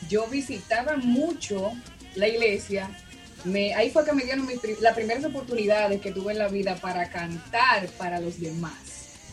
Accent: Dominican Republic; estudié locución durante seis meses en mi país, República Dominicana, de ahí soy, y, ya.

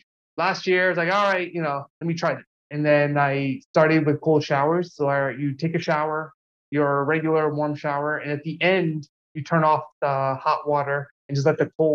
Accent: New York, United States; also born or lived in New Jersey; now in Los Angeles, United States; when I grew up in New York and New Jersey, you know, we have long winters, and I really didn't like it.

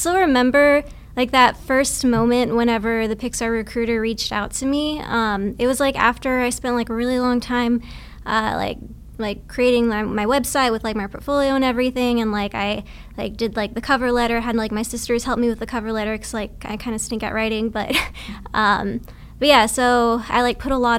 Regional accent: Texas, United States; moved away as an adult; also born or lived in Vancouver; now in Bay Area, United States; I was born and raised in Texas

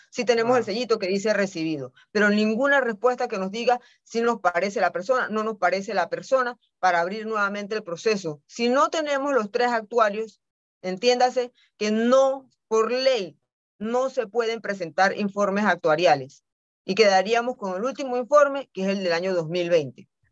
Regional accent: Panama; no nos hemos querido sentar como panameños

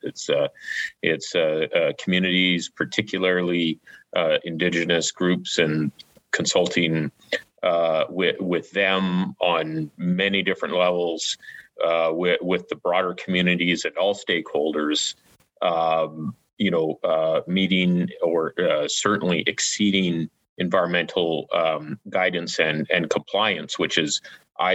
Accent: Stewart, British Columbia, Canada; my hometown of Stewart

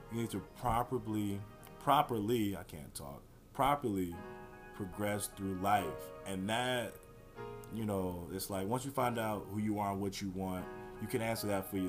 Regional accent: Houston, Texas, United States; I'm from the Houston area

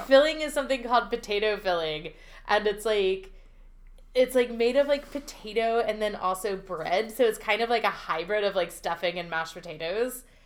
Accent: Pennsylvania Dutch Country, United States; I grew up in Pennsylvania Dash Country

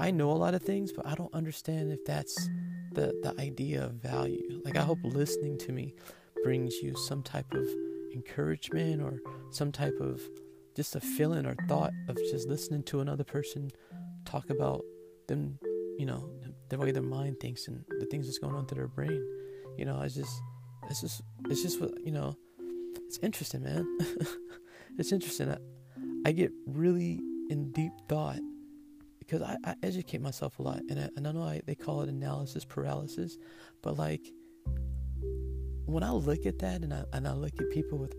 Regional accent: United States; I'm African American

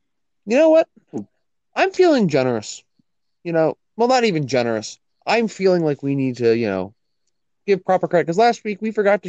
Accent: Canada; I'm Canadian.

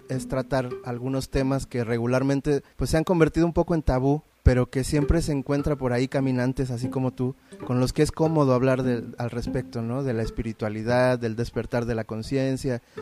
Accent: Veracruz, Mexico; nosotros venimos de Veracruz

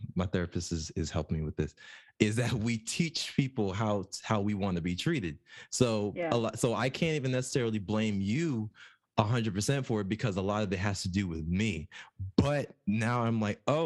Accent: New Jersey, United States; moved away; we're from Jersey

